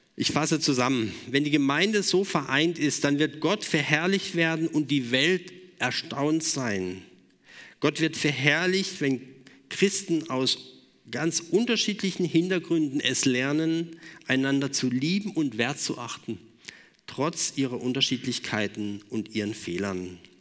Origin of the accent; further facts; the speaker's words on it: Germany; wir als Deutsche